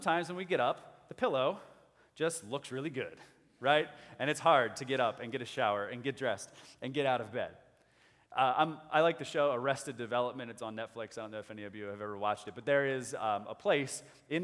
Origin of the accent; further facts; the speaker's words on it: United States; as American people, as good Westerners